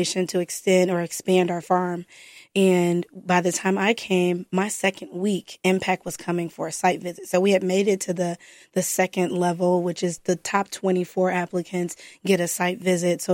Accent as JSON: {"language": "English", "town": "Flossmoor", "region": "Illinois", "country": "United States", "tie": "born or raised there", "said": "I grew up in Flossmoor"}